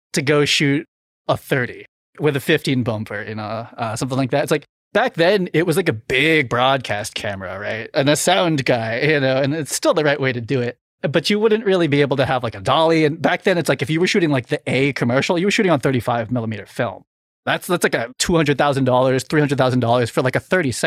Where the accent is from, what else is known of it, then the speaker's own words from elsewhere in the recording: Boston, Massachusetts, United States; moved away; I was from Boston and living in Boston